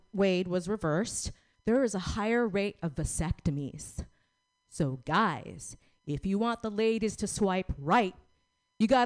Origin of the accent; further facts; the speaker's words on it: Philippines; We're both Filipino.